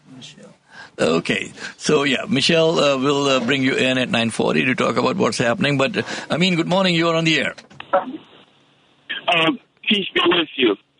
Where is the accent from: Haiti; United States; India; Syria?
India; moved away; I came from India, but the India that I came from